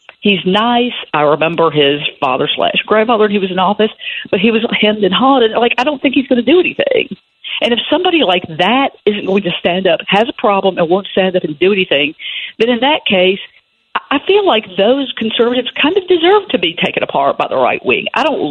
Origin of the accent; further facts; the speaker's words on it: Tennessee, United States; I grew up here. My family settled this county